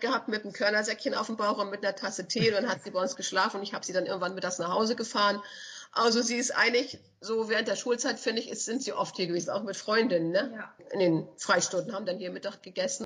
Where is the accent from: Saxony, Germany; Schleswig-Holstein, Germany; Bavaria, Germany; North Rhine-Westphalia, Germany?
Schleswig-Holstein, Germany; als Schleswig-Holsteiner